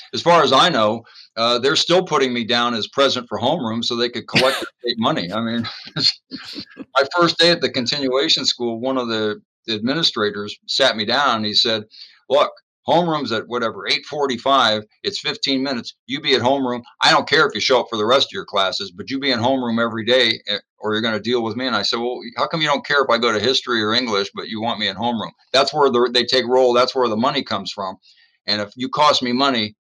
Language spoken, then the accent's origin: English; San Francisco, California, United States; I was growing up in San Francisco